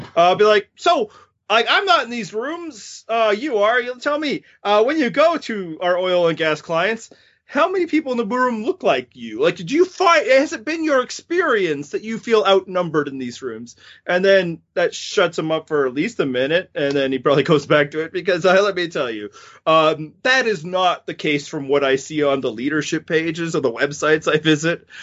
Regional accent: Canada; also born or lived in Western Canada; I'm Canadian

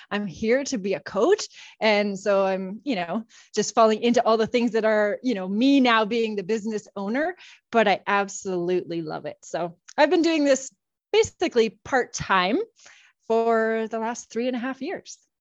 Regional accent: Saskatchewan, Canada; moved away as an adult; now in Calgary, Canada; I live in Calgary now with my husband, and I've got two teenagers, but I grew up in Saskatchewan

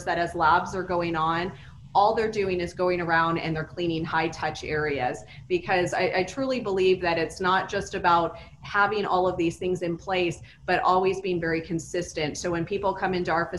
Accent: Las Vegas, Nevada, United States; I grew up in Vegas. I've been here since I was five.

